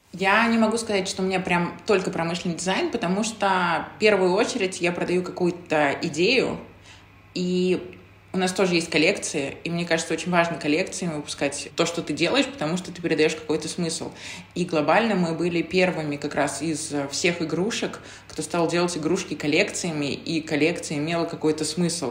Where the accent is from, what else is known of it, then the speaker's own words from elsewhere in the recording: Zelenograd, Moscow, Russia; also born or lived in Krasnaya Polyana; я маленькая девочка из Зеленограда, из России